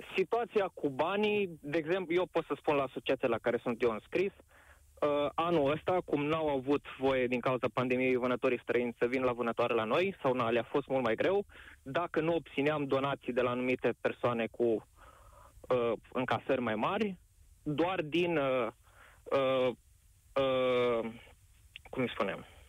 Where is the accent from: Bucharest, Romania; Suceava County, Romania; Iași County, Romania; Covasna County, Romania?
Covasna County, Romania; sunt din Covazna